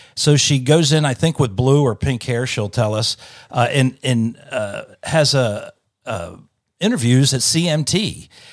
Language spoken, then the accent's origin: English; Delaware, United States; moved away as an adult; now in Nashville, United States; I came from Delaware, which was about, you know, twenty minutes, uh, from, from Philadelphia. So I grew up on Philadelphia radio